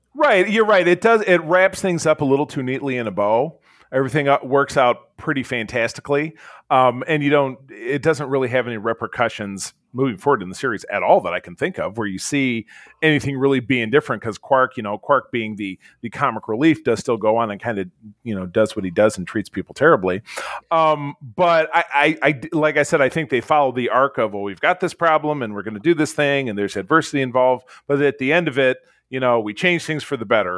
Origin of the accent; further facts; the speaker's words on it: Detroit, Michigan, United States; I'm from Detroit